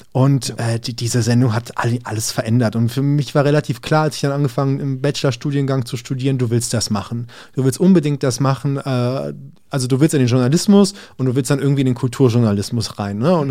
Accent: Berlin, Germany; ich bin jetzt in Berlin aufgewachsen und hier alles Mögliche erlebt

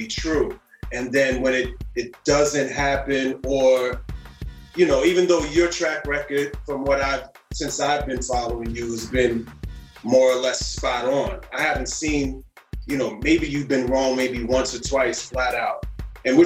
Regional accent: New York City, New York, United States; I come from Harlem, you know what I'm saying? And yeah. I come from Harlem

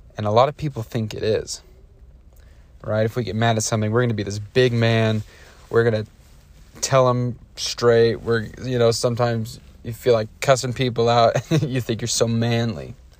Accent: Idaho, United States; growing up in Idaho, growing up in conservative Idaho

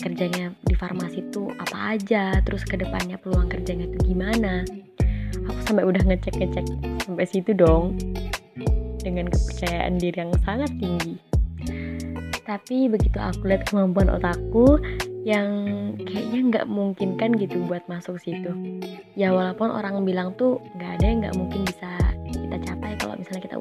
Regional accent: Tenggarong Seberang, East Kalimantan, Indonesia; asalku dari Tenggara Seberang, tepatnya di Separi 1.

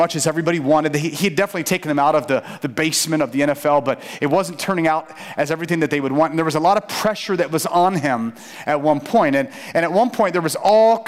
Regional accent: St. Petersburg, Florida, United States; I grew up in St. Pete

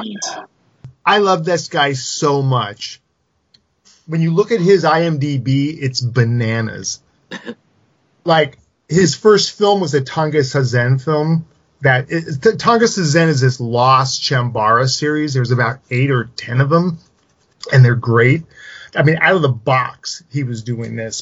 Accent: Silicon Valley, California, United States; around where I grew up in Silicon Valley

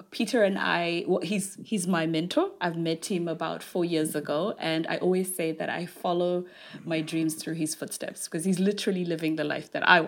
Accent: Zimbabwe; now in London, United Kingdom; I'm half South African, half Zimbabwean. Grew up in Zimbabwe and moved to the UK in 2002 when Zimbabwe's economy crashed.

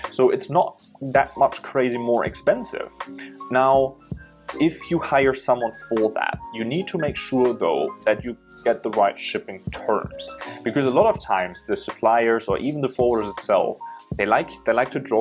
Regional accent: Germany; moved away as an adult; now in China; I'm originally from Germany, but I'm in China now for 7 years

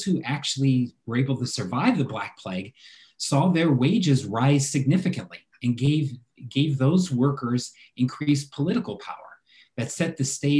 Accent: United States; As an American living in America

